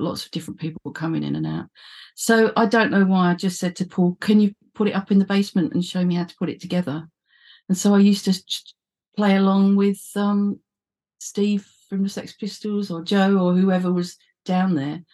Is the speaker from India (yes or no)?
no; London, United Kingdom; I was from the East End